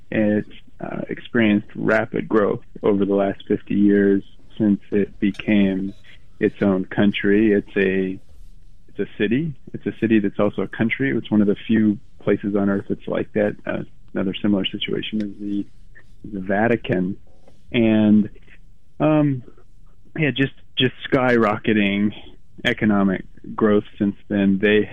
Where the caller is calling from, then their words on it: New York, United States; That's correct. I'm calling in from Brooklyn.